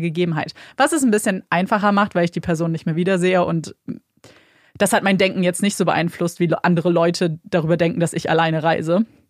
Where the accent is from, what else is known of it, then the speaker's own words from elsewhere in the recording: Germany; wir kommen aus Deutschland